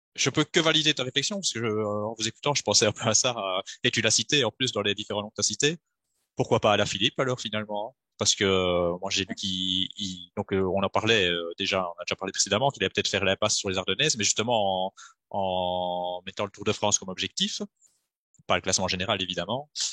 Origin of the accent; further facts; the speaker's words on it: Belgium; je suis belge